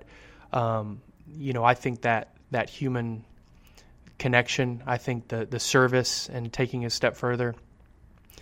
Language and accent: English; San Antonio, Texas, United States; I'm from San Antonio